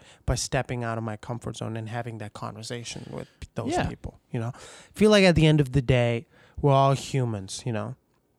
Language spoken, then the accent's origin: English; Pakistan; English is a second language; Like I grew up in Pakistan, a majority Muslim country, you know?